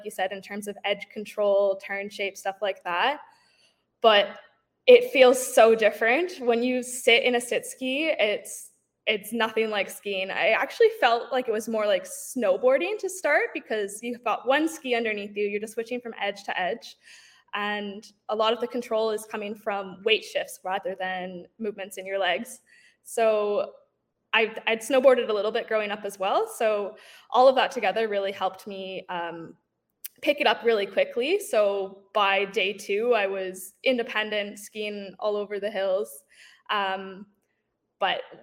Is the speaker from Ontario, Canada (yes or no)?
yes; Toronto, Ontario, Canada; I'm from Toronto, Ontario